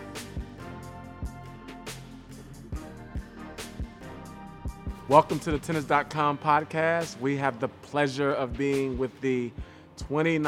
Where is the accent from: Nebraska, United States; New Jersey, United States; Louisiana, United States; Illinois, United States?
Illinois, United States; Chicago; born or raised there